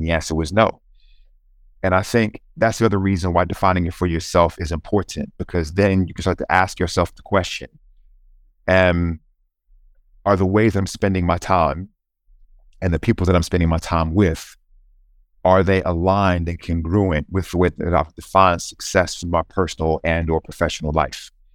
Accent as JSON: {"language": "English", "town": "Charlotte", "region": "North Carolina", "country": "United States", "tie": "born or raised there", "moved": "yes", "said": "I grew up in a place called uh, Charlotte, North Carolina, which is the southeastern part of the US"}